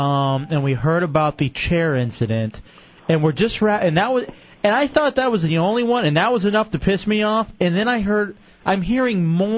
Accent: Texas, United States; I'm from Texas.

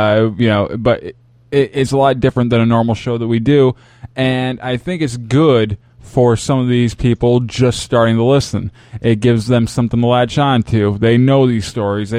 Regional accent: Michigan, United States; moved away; I lived in Michigan, growing up in Michigan

